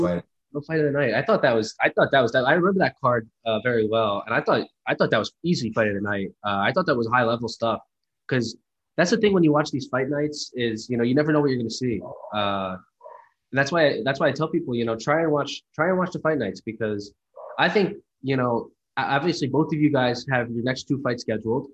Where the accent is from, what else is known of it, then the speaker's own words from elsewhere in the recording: New Jersey, United States; I'm from New Jersey